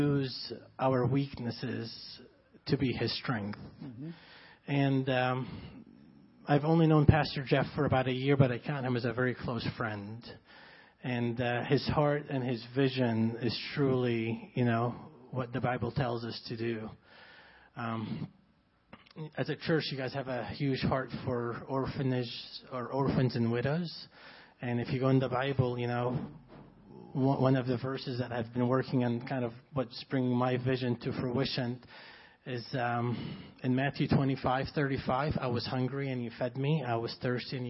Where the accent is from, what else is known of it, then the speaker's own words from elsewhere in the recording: Egypt; English is a second language; now in United States; I grew up in Egypt